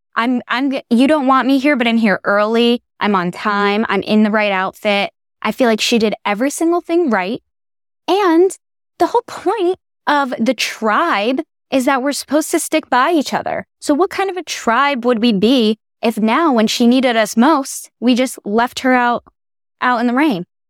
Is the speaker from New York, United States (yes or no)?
no; New Haven, Connecticut, United States; I grew up in New Haven, Connecticut